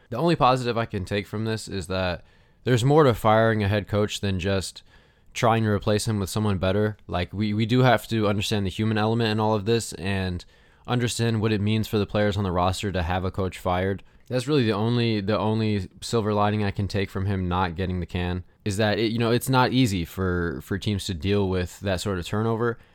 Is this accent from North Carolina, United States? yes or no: yes; Charlotte, North Carolina, United States; the Hornets, my hometown team